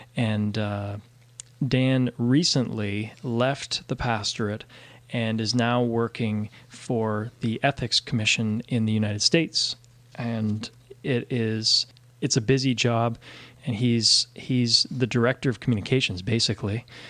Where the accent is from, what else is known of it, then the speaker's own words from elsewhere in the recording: Canada; I'm from Canada